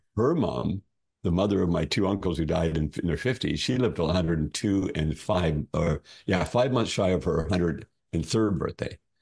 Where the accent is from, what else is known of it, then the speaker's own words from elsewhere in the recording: Ontario, Canada; moved away as an adult; also born or lived in Alberta; I was born in Ontario, Canada